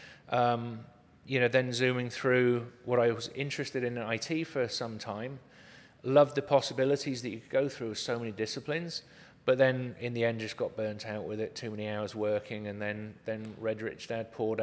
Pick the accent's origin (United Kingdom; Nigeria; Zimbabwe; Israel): United Kingdom; Cornwall, South West England; now in Arizona, United States; I was raised in Cornwall, which is the most southwesterly point of the UK.